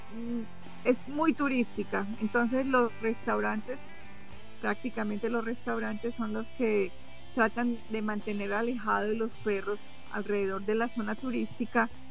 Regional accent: Caldas, Antioquia, Colombia; also born or lived in Honduras; now in United States; yo soy de Caldas

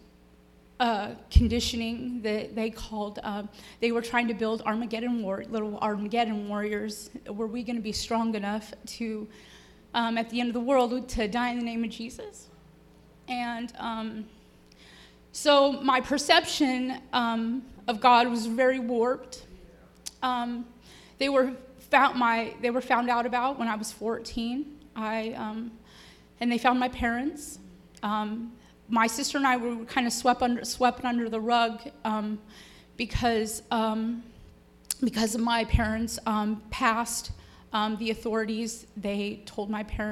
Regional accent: Marysville, California, United States; I'm from Marysville, Yuba City, California.

